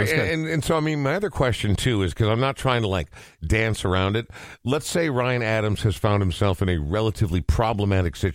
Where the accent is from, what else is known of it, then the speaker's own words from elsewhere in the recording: Ireland; Uh, also, as an Irishman, yes, very relatable.